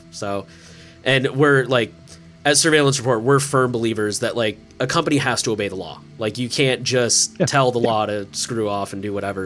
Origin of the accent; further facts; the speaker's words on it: United States; As an American privacy enthusiast